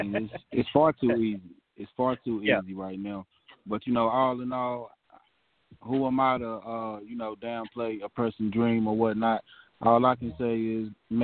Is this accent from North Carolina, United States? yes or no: yes; Greensboro, North Carolina, United States; also born or lived in Brooklyn, New York; I'm born in Brooklyn, New York, but raised here in Greensboro, North Carolina.